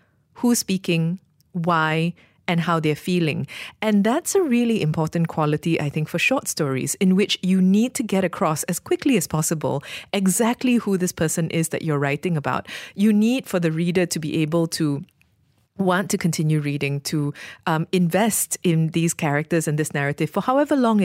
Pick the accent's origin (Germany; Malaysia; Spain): Malaysia; as a Malaysian